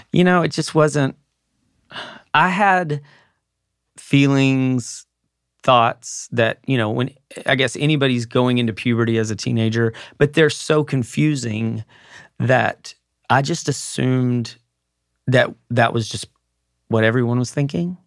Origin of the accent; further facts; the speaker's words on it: Mineral Wells, Texas, United States; my hometown of Mineral Wells, Texas